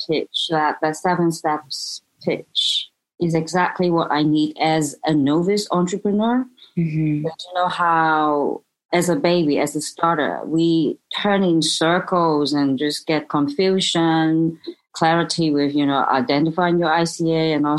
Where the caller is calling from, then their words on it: Hong Kong; Hong Kong.